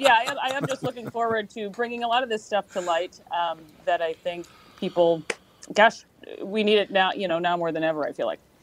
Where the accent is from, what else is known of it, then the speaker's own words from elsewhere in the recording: Worthington, Minnesota, United States; I'm from from Worthington. My dad has a has a business there. Uh, loved the place. Had a great had a great childhood